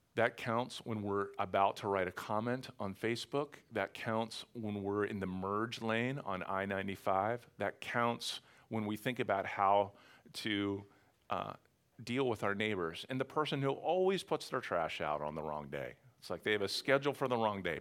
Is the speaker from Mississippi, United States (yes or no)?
no; Western Pennsylvania, United States; also born or lived in Philadelphia area; now in Philadelphia, United States; I'm from Western Pennsylvania